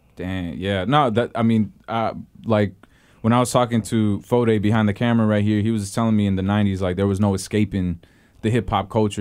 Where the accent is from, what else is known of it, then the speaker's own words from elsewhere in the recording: Houston, Texas, United States; now in San Francisco Bay Area, United States; I'm from Houston